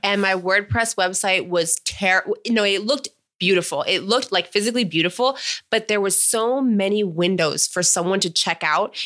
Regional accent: Palm Springs, California, United States; also born or lived in Menifee, California; I grew up in Palm Springs, and then I graduated high school in Menifee, California.

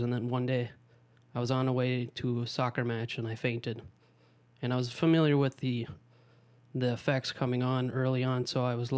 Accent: Tempe, Arizona, United States; also born or lived in Omaha, Nebraska; grew up actually in Tempe, Arizona

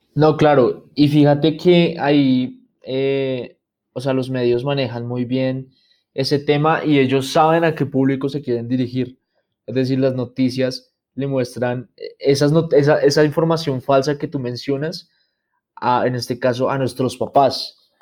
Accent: Bogotá, Colombia; yo vivo en Bogotá, soy de Bogotá

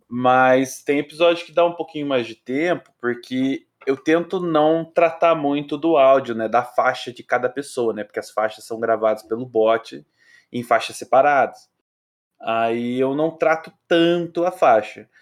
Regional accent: Pitanga, Paraná, Brazil; eu sou de Pitanga, né, no interior do Paraná.

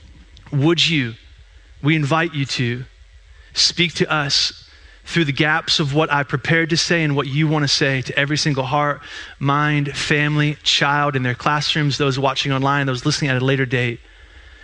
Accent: Eastern Pennsylvania, United States; moved away; I am from Eastern PA

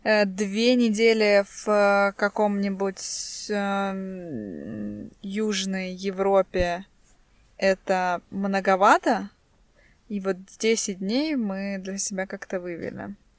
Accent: Estonia; мы русские, э, живем тут, ну, не то, что живем тут с рождения. Мы тут родились, и, э, наши родители, э, тоже здесь родились.

